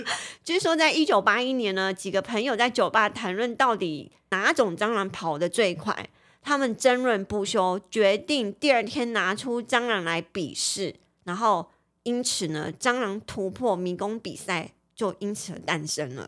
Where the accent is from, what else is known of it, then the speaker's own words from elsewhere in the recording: Taiwan; 我们台湾人